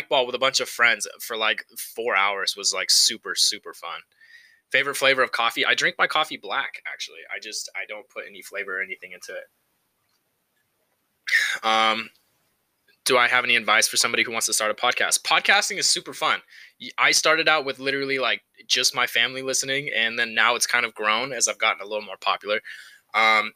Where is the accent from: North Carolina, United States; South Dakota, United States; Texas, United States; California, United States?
California, United States; Central Valley; moved away as an adult; now in Reno, United States; I grew up in California. I'm from the Central Valley. Shout out to the 559.